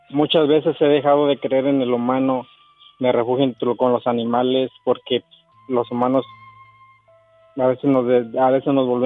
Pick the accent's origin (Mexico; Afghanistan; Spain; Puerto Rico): Mexico; El Tuito, Jalisco; moved away; En un pueblo que se llama El Tuito, Jalisco.